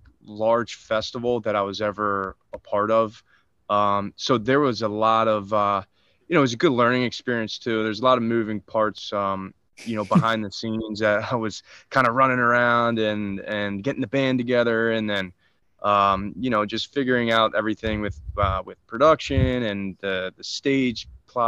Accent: Wildwood, New Jersey, United States; here in my hometown, I'm actually playing in Wildwood tonight.

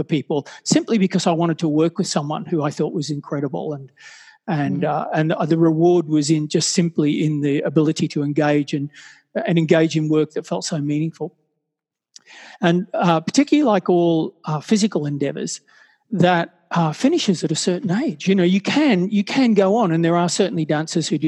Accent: Brisbane, Queensland, Australia; moved away as an adult; also born or lived in Sydney; find myself moving from my hometown of Brisbane down to Sydney

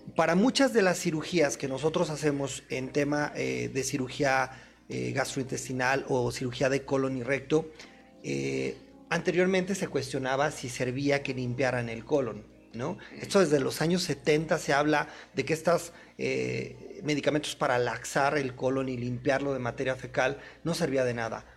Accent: Guanajuato, Mexico; yo, soy de Guanajuato, yo soy de provincia

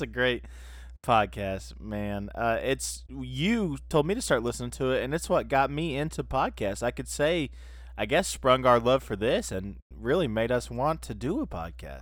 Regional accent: South Carolina, United States; also born or lived in Soddy-Daisy, Tennessee; now in Knoxville, United States; I was born in South Carolina

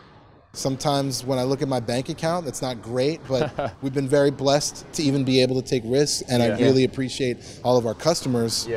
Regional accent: Canada; moved away as an adult; also born or lived in New York, United States; now in Los Angeles, United States; I'm from Canada originally. My dad's from Barbados

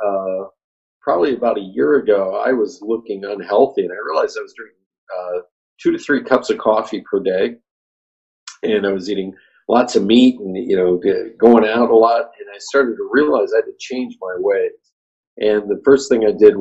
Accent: Pennsylvania, United States; moved away; I come from Pennsylvania originally, a land of hunters

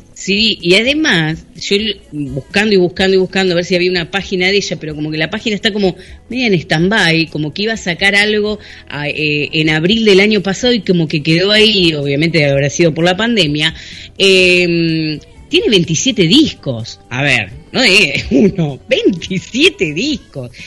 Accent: Argentina; yo hablo español, porque soy argentino

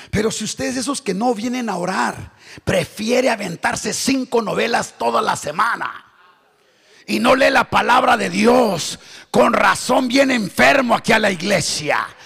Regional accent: Tijuana, Baja California, Mexico; Pero otros hermanos, yo vengo de Tijuana, la ciudad más corrupta de, México.

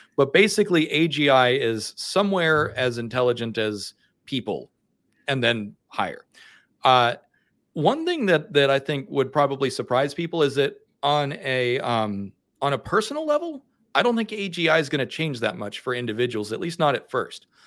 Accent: the American South, United States; I'm from the American South and we have rednecks here

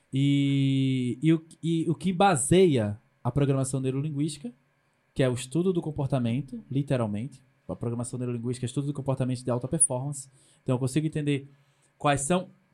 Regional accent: Pernambuco, Brazil; eu sou do Nordeste do Brasil, mesmo as pessoas não entendendo o que, que é Pernambuco

